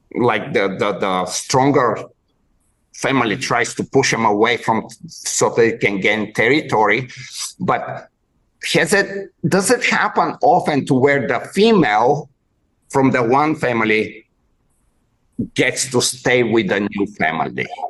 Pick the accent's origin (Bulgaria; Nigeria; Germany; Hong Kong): Bulgaria; moved away; I grew up in in Bulgaria in way back before in the communist times